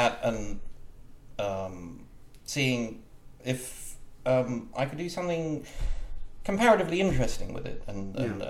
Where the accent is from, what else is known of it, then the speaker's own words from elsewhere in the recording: United Kingdom; moved away as an adult; now in United States; I'm from Britain originally